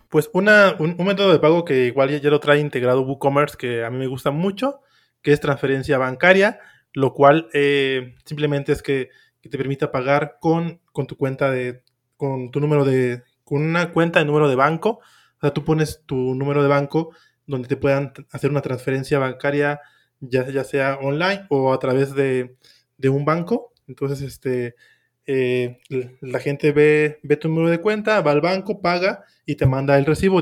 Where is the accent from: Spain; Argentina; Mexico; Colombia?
Mexico; soy, soy de México